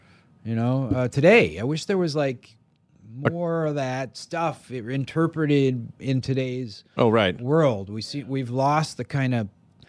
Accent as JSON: {"language": "English", "region": "Maryland", "country": "United States", "tie": "born or raised there", "said": "No, I mean, I grew up in Maryland, and the thing that really changed my life was, you know, I grew up in kind of the suburbs"}